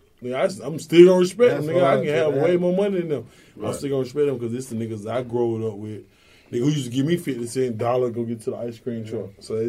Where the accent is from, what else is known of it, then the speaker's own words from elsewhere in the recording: Atlanta, Georgia, United States; I'm from Bourne Homes.